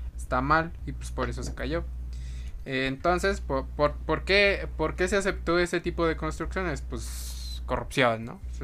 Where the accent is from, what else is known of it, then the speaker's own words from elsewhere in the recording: Mexico City, Mexico; Como mexicanos, chilangos que somos